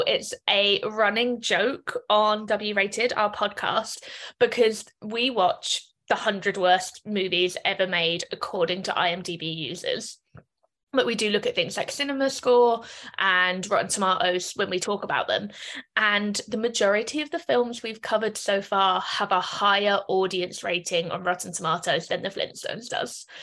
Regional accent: London, United Kingdom; moved away as an adult; now in Dublin, Ireland; So I'm originally from London. I'm currently based in Dublin.

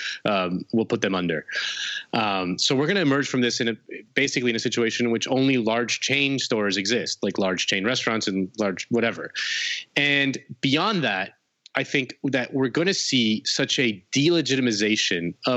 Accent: Spain; now in United States; I'm from Spain

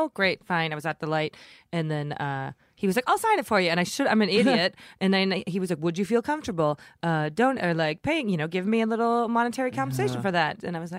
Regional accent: Midwest, United States; now in Los Angeles, United States; where are you from? Are you from the Midwest? Me too.

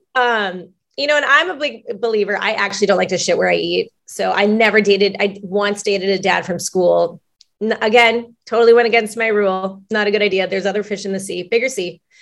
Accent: Long Beach, California, United States; I am from Long Beach, the LBC

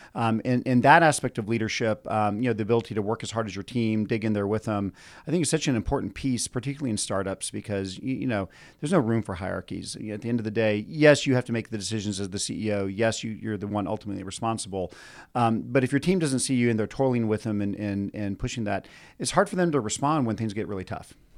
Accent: Austin, Texas, United States; I'm from Austin

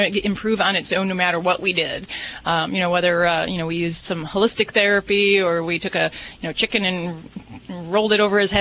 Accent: Las Vegas, Nevada, United States; I'm from Vegas

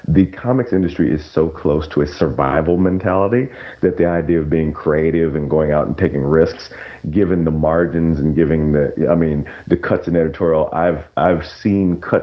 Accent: Memphis, Tennessee, United States; I'm a brother from Memphis, Tennessee

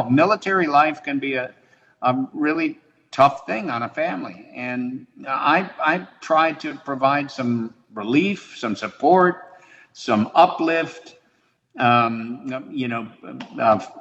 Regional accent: Highland Park, Illinois, United States; moved away; That's where I grew up

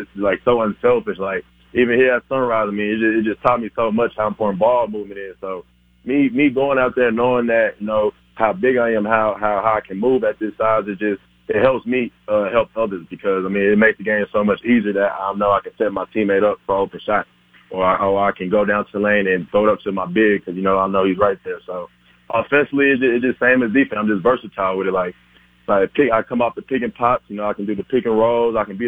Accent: Houston, Texas, United States; I'm from Houston, Texas

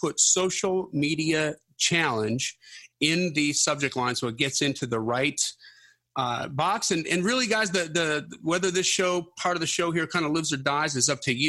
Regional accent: Wisconsin, United States; I'm from Wisconsin

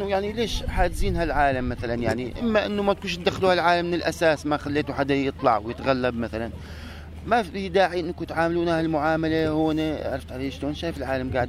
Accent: Daraa, Daraa Governorate, Syria; moved away; صار لنا 35 يوم احنا طالعين من درعا

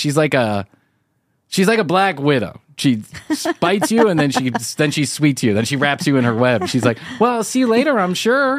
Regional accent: Alabama, United States; No, I'm not the Swedish. I'm from Alabama.

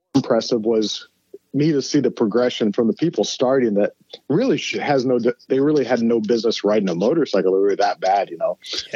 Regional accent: Fort Wayne, Indiana, United States; moved away as an adult; also born or lived in Oakland, California; we grew up in Fort Wayne, Indiana, in the Midwest

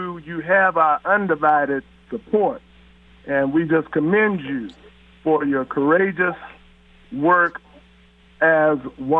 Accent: Bay Area, Oakland, San Francisco, California, United States; now in Los Angeles, United States; I'm a Californian by nativity, but I'm from the Bay Area, the Oakland, San Francisco area, but have admired you down through the years of my 60-plus years of living

